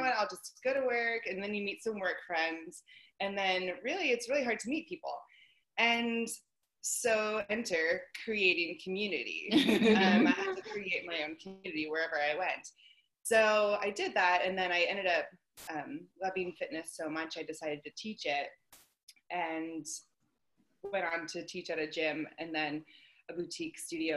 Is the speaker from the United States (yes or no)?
yes; Pittsburgh, Pennsylvania, United States; moved away as an adult; also born or lived in Kansas / Texas; I'm from Pittsburgh, Pennsylvania